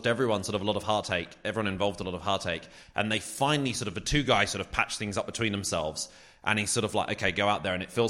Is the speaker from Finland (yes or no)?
no; United Kingdom; as a British person